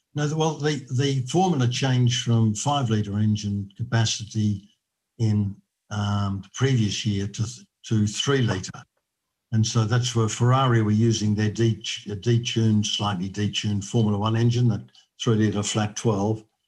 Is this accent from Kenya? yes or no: no; Australia; being an Australian